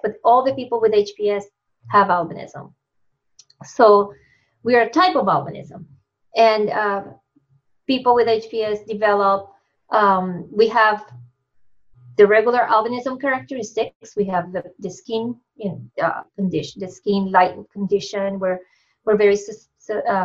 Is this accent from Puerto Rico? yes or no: yes; Ponce, Puerto Rico; moved away as an adult; also born or lived in Binghamton, New York; now in Massachusetts, United States; I am originally from Puerto Rico. Came to the States to do my master's in psychobiology